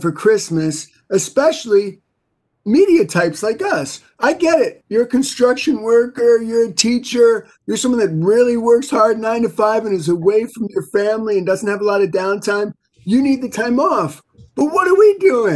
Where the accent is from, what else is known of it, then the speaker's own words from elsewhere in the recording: New York City, New York, United States; I grew up in New York City